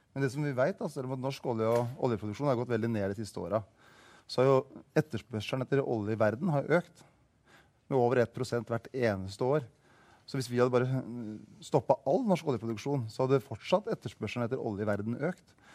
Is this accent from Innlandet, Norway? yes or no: yes; Hamar, Innlandet, Norway; min hjemby